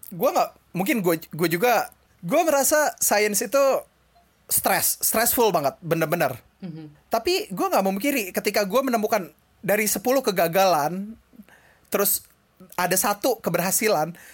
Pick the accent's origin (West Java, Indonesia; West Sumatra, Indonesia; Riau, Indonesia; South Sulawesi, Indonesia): West Java, Indonesia; Bekasi; bilang Jakarta padahal orang Bekasi